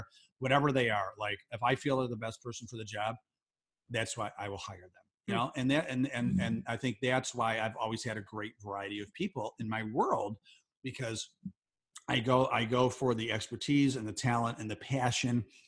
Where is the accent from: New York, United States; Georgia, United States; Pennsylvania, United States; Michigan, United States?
Pennsylvania, United States; Pittsburgh; I'm from Pittsburgh